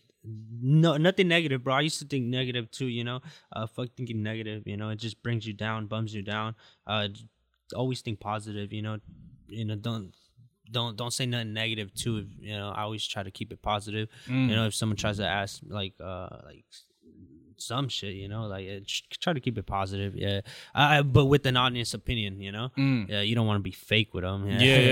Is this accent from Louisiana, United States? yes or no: no; Garden Grove, California, United States; and in Garden Grove because I grew up in Garden Grove, you know, so it's gonna be in Garden Grove, you know.